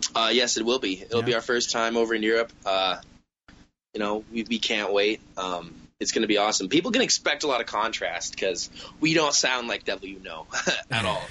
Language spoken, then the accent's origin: English; Southwest Ontario, Canada; we're all Canadian uh, from Southwest Ontario